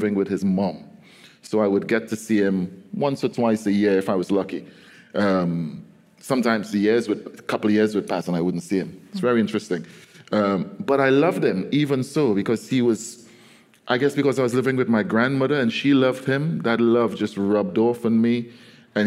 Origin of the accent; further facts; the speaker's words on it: Trinidad & Tobago; as a Caribbean poet, as a Trinidadian poet, I have access to not just standard English